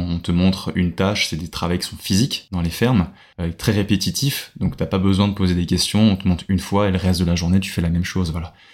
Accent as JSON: {"language": "French", "country": "France", "accent": "French", "moved": "as an adult", "lives_now": "Australia", "said": "j'ai un accent français qui est beaucoup moins intense que d'autres accents, enfin que d'autres français."}